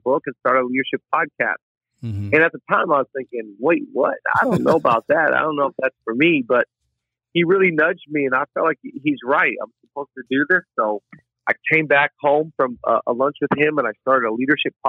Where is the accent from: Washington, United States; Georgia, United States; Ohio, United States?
Washington, United States; now in California, United States; I really loved growing up in Washington